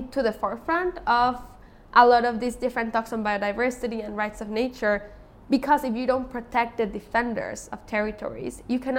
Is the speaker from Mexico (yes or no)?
yes; Otomi Toltec community in central Mexico, Mexico; I am from the Otomi Toltec community in central Mexico